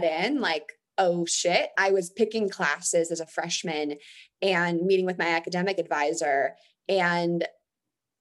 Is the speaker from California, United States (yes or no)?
yes; near Stanford, California, United States; I grew up near Stanford